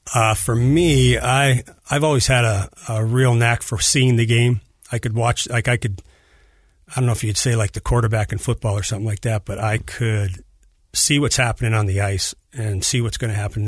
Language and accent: English; Edmonton, Alberta, Canada; I'm from Edmonton, Alberta, up in Canada